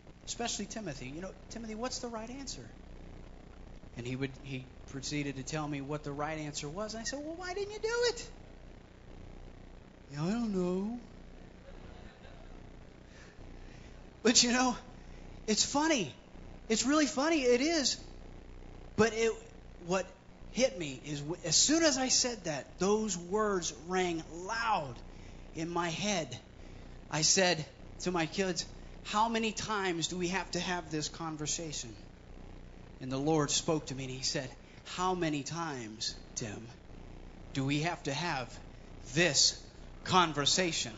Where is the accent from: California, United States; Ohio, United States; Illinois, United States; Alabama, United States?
Ohio, United States; Columbus; I was born and raised in Columbus, Ohio.